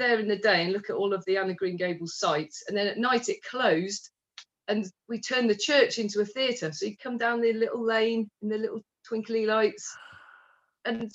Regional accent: Stratford-upon-Avon, West Midlands, United Kingdom; my hometown in Stratford

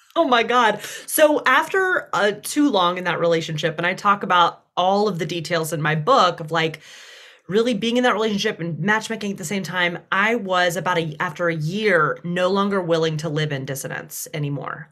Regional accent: Deep South, United States; accent: Southern; growing up in the Deep South

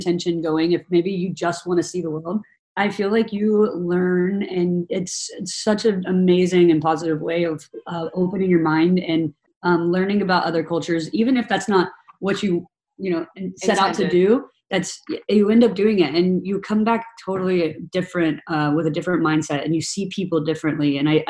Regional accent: Tennessee, United States; also born or lived in San Francisco / Texas / Australia; now in New York, United States; Like I'm from Tennessee originally, but I moved to San Francisco. I've lived in Texas. I've lived in Australia for a year.

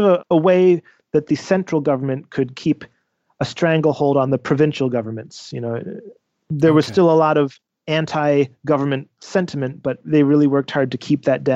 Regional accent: outside of Philadelphia, Pennsylvania, United States; moved away as an adult; now in Japan; I grew up outside of Philadelphia.

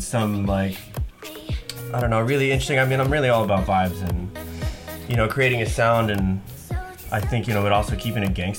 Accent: New Jersey, United States; now in San Francisco, United States; Originally New Jersey.

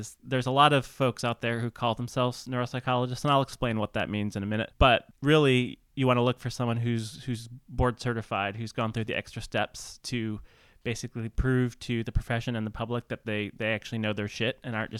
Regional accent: Midwest, United States; I'm from the Midwest.

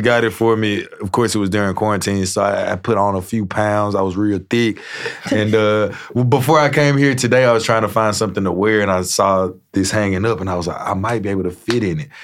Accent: Shreveport, Louisiana, United States; I grew up in Shreveport and the Red River just run through it

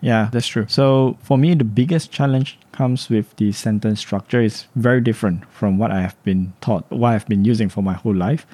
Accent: Singapore; moved away as an adult; now in Japan; I'm from Singapore

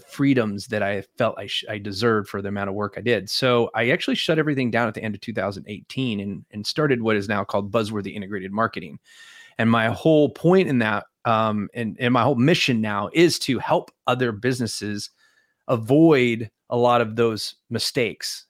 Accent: California, United States; moved away as an adult; also born or lived in Alaska; I grew up in California

